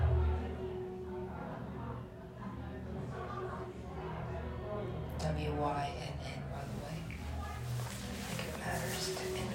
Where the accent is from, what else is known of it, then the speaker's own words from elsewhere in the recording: United States; moved away; I'm American, I look American